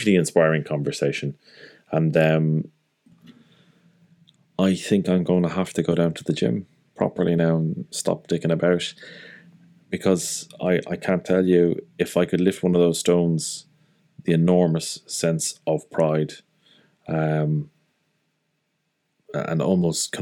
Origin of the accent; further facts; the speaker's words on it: Ireland; as an Irish person